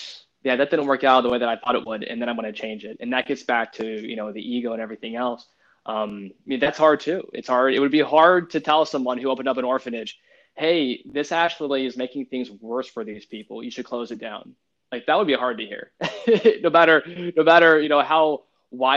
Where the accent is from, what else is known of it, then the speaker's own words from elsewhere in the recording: Louisiana, United States; I'm from Louisiana, we prefer to say, you know, redneck speak